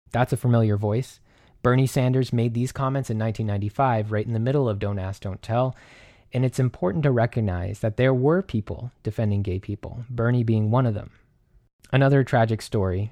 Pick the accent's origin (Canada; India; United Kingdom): Canada; I'm Canadian